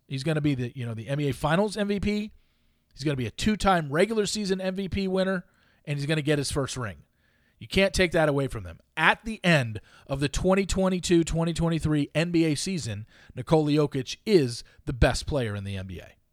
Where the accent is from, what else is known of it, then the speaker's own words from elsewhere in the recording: Southern California, United States; Growing up in Southern California, obviously, I was close to U S C and U C L